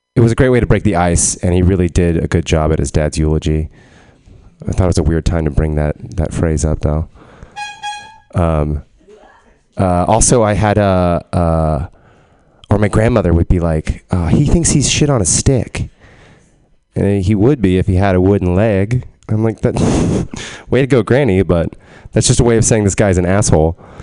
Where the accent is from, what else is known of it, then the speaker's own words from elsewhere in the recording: Texas, United States; growing up in Texas, I heard a lot of like um, like southern